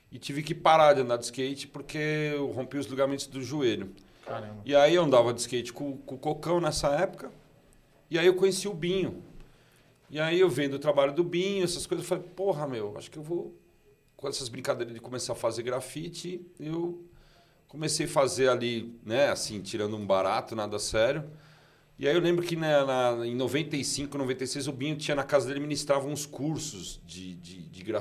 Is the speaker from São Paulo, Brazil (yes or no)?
yes; São Paulo, Brazil; now in Mairiporã, Brazil; Eu sou de 71, né? Nasci ah. no bairro do Paris, Braz, ali, aquela região